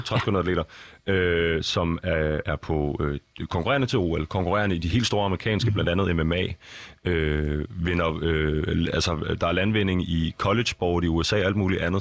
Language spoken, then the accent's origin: Danish; Copenhagen, Capital Region of Denmark, Denmark; jeg voksede op i København. Øh, hvad er det, en, en, en, en københavner som mig